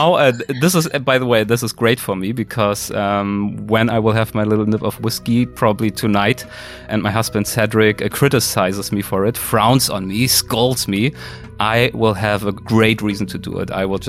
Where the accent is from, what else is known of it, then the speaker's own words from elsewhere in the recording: Germany; English is a second language; in Germany, in my home country